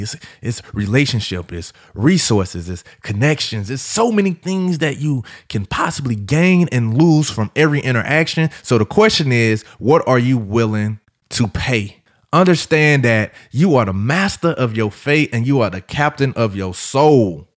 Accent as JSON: {"language": "English", "town": "St. Louis", "region": "Missouri", "country": "United States", "said": "I'm from St. Louis. We known for barbecue, good soul food, all that jazz."}